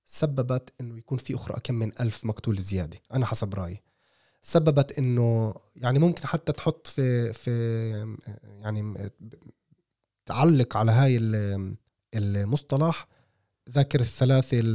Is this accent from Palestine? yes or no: yes; Palestine; فانت فانت يعني كفلسطيني اول شيء بتقول انه هاي اشاره واضحه انه انا مش معكم